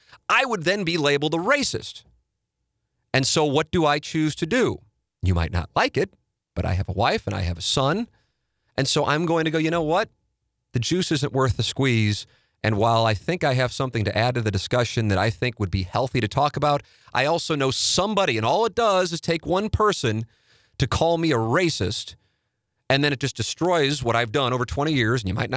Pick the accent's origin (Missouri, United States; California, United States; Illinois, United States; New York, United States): Missouri, United States; St. Louis; And I talk about me observing growing up in South City, the race problem that I without question believe is the case, that I know pisses some people off in St. Louis when I say it